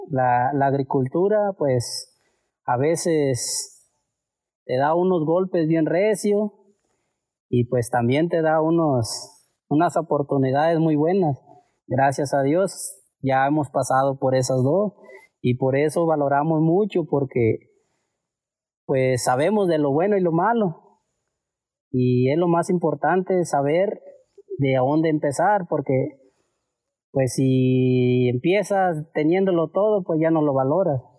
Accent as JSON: {"language": "Spanish", "town": "Salguero", "region": "Michoacán", "country": "Mexico", "tie": "born or raised there", "said": "Yo soy originario del pueblo de Salguero, Michoacán."}